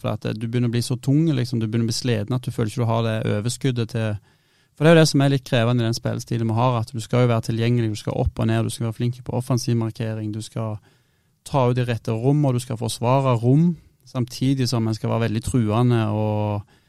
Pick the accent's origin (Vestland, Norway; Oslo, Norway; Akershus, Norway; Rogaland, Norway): Rogaland, Norway; Stavanger; moved away as an adult; now in Bodø, Norway; jeg var hjemme i Stavanger